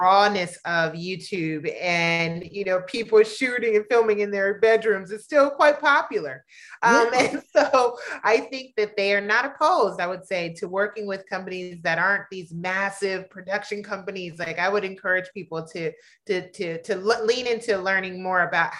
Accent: Los Angeles, California, United States; moved away as an adult; also born or lived in Mississippi; I am between Los Angeles, which is my original hometown, and Mississippi, where my husband's from.

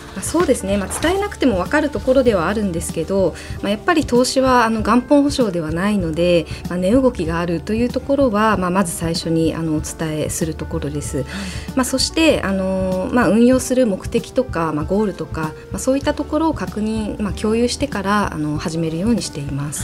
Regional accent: Kumamoto, Japan; moved away; 私熊本出身なんですがその熊本で

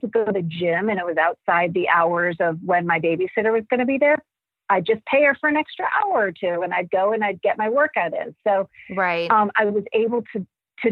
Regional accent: Cleveland, Ohio, United States; moved away; I grew up in Cleveland and my husband and I, both of our families are back in Cleveland.

